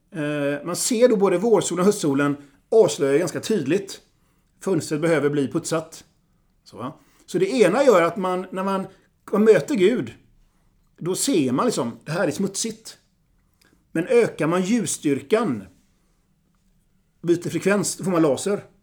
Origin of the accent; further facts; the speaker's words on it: Vilhelmina, Västerbotten County, Sweden; now in Gothenburg, Sweden; För er som inte vet det så är jag sydsame. Tillhörande Vilhelmina södra sameby. Men jag är same i förskingringen för jag bor nära Avenyn i Göteborg.